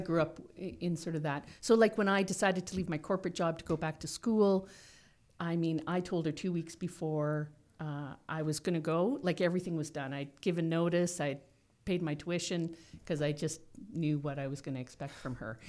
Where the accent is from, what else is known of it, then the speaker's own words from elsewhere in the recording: Toronto, Ontario, Canada; also born or lived in Guelph / Owen Sound; I grew up in Toronto, and our first house was in Toronto